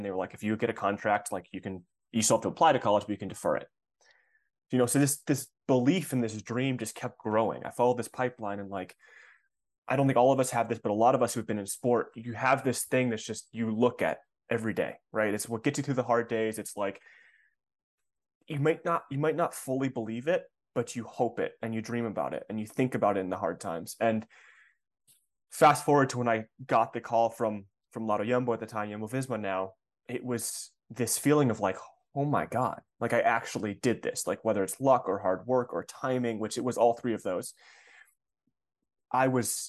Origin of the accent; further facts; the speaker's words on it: Ann Arbor, Michigan, United States; a advertising agency in Ann Arbor, where I grew up in Michigan